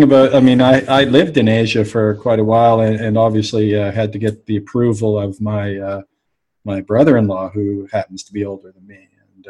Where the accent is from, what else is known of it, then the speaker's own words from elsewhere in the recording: Halifax, Nova Scotia, Canada; I'm from Halifax, so I know and play.